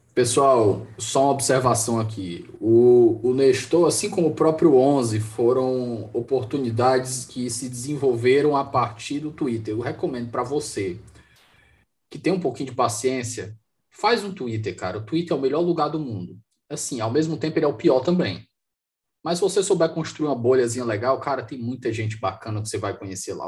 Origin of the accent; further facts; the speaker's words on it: Fortaleza, Ceará, Brazil; moved away; eu estou aqui na minha terra, Fortaleza